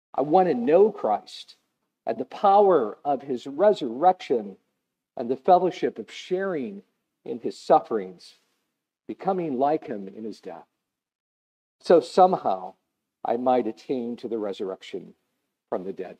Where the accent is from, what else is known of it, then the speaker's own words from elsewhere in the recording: United States; I'm an American